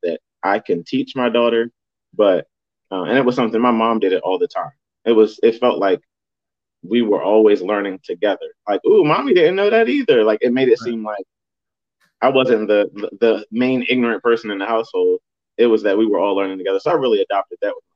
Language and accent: English; Delaware, United States; I'm a Delaware native, born and raised in Delaware